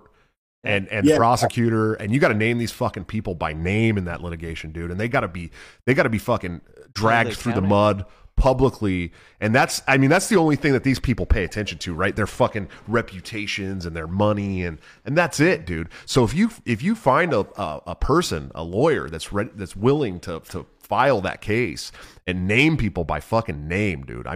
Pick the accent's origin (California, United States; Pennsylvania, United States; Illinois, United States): California, United States; Oakland; I'm from Oakland, California